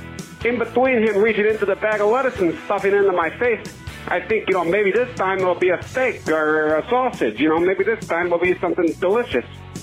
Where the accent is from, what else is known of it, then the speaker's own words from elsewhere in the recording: United States; It's my right as an American to hope